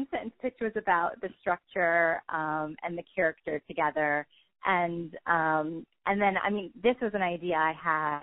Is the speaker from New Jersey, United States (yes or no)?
yes; New Jersey, United States; moved away as an adult; now in North Carolina, United States; I grew up in New Jersey, and I moved to North Carolina about 12 years ago